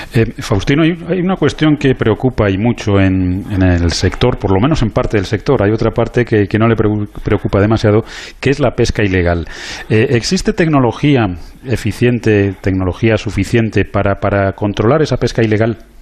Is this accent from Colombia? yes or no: no; Spain; Yo como español